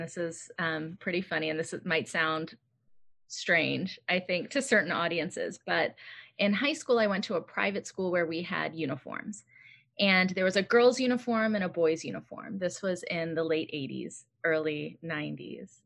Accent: United States; Growing up in America

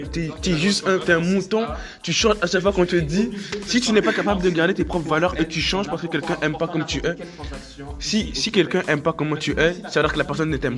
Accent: Quebec, Canada; Je suis un Québec, je suis un Québécois de souche. Je ne vais pas changer. Je sais parler bien français.

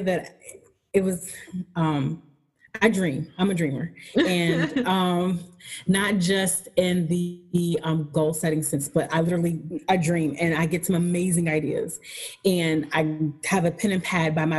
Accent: Buffalo, New York, United States; I'm from Buffalo.

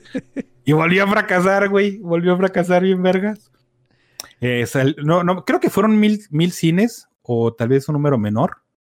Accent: Mexico; aquí en México, o sea, tenemos la cosa chida de ser una pincha amalgama de mierdas

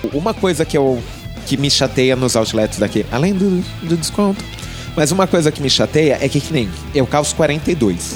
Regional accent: Brazil; eu sou brasileiro

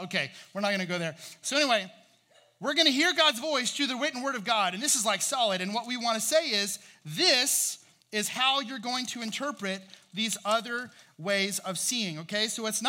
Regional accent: Indiana, United States; moved away as an adult; also born or lived in Virginia; I was from Indiana. That's where my folks are from.

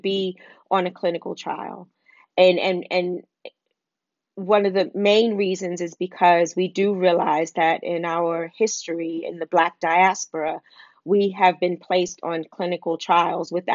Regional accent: New York City, New York, United States; growing up in Wagner Projects in Harlem

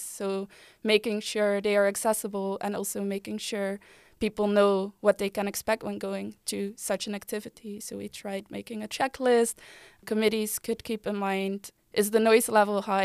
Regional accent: Delft, South Holland, Netherlands; moved away as an adult; also born or lived in Utrecht; I'm from Delft. I moved to Utrecht seven years ago

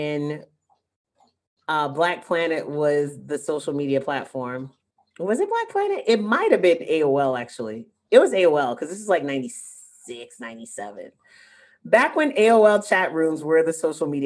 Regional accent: Florida, United States; I'm from the South and from Florida particularly

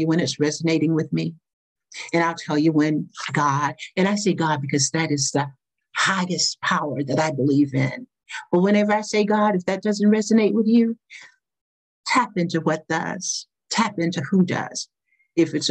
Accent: the South, United States; I grew up in the South during the pre-civil rights era

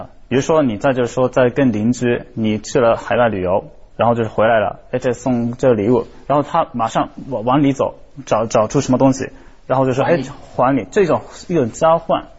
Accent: Izu, Shizuoka, Japan; Chinese is a second language; 伊豆，我是伊豆的，啊，我我不可能说我是伊豆人。

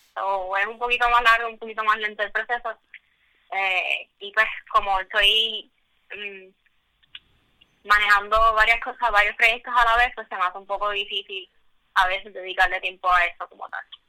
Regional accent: Puerto Rico; yo soy pues puertorriqueña, mujer, tú sabes, minoría

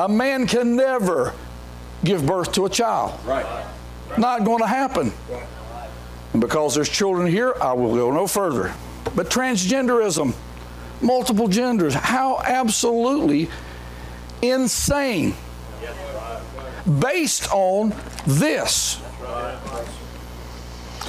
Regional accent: Mount Pleasant, North Carolina, United States; I'm from Mount Pleasant, North Carolina

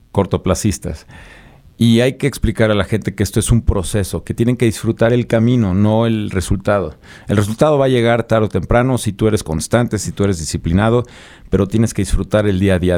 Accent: Puebla, Mexico; moved away as an adult; now in Mexico City, Mexico; yo soy de Puebla, soy originario de Puebla. Eh, me, salí de Puebla, me vine a vivir a la Ciudad de México hace 17 años

